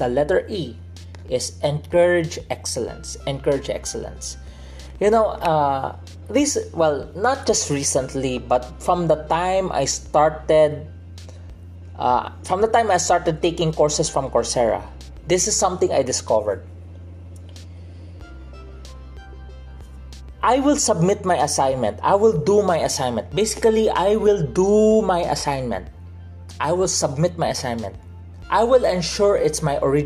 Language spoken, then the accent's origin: English; Philippines; I'm from the Philippines